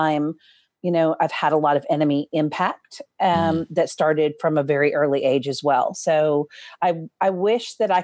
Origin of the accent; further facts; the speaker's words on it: North Dakota, United States; also born or lived in Minnesota; So I was born in Minnesota and then moved to North Dakota and lived in a very small sort of farming community.